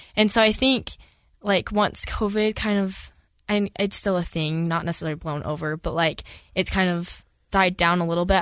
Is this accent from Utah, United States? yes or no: yes; Millville, Utah, United States; I grew up in Millsville, Utah